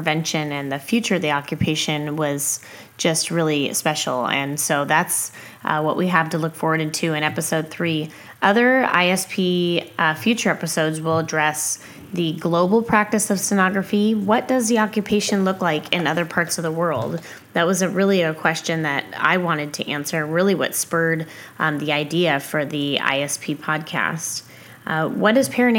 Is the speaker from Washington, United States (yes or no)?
yes; Washington, United States; moved away as an adult; also born or lived in Eugene-Springfield, Oregon; now in Eugene, United States; I grew up in the Pacific Northwest and still practice sonography here presently